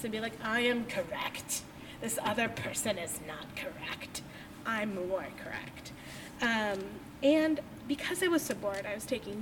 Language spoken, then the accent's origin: English; United States; moved away as an adult; also born or lived in Alaska / Washington / Ohio; I grew up in Washington and Alaska, both on islands, actually. I did not move to any sort of mainland until I was 20